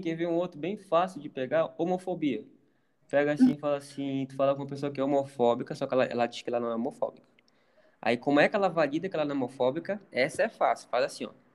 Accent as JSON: {"language": "Portuguese", "region": "Pará", "country": "Brazil", "moved": "yes", "said": "eu sou do Pará, a pessoa sabe que eu sou do Pará"}